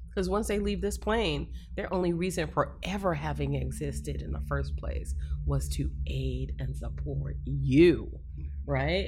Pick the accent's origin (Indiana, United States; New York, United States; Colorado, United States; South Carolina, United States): New York, United States; now in Florida, United States; I was raised in New York, but my mom and, and my greater family is all down here in Florida